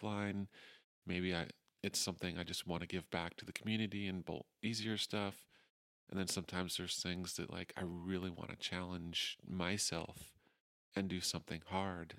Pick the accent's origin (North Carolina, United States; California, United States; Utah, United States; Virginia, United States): Utah, United States; moved away as an adult; also born or lived in Portland, Oregon / Moab, Utah / Salt Lake Valley / Ogden; I grew up in Utah